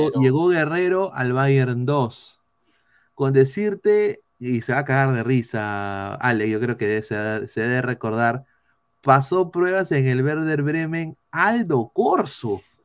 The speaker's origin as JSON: {"language": "Spanish", "country": "Peru", "said": "Como peruano"}